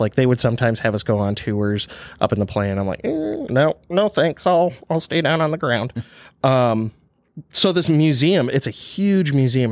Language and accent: English; eastern Michigan, United States; accent: Michigan; moved away as an adult; also born or lived in Kalamazoo, Michigan; now in Kansas, United States; being from Michigan, uh, growing up on the eastern side of the state